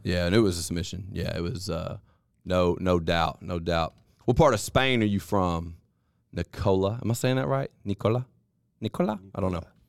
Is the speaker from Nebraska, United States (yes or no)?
no; Columbus, Mississippi, United States; We are from Columbus, Mississippi, baby. Columbus, Mississippi